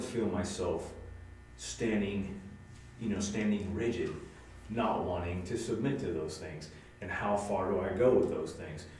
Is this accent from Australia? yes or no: no; United States; as an American